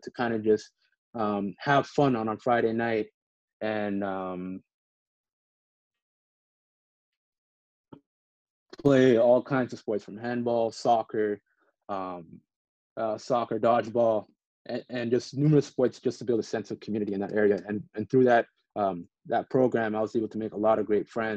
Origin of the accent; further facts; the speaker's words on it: Ottawa, Ontario, Canada; now in Washington, D.C., United States; Ottawa, which is where I fell in love with sports. I used to live in Deborah Dimes community housing